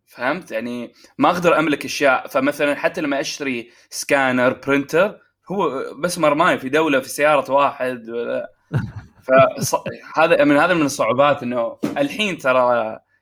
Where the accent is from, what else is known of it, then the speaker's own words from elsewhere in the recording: Oman; now in Saudi Arabia; في عمان